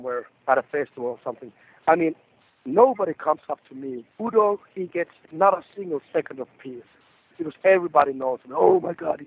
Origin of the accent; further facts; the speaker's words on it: Rovaniemi, Lapland, Finland; in my hometown in Rovaniemi